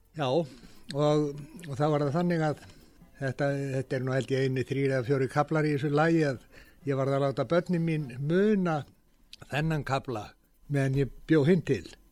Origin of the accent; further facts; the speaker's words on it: Iceland; ég er frá Íslandi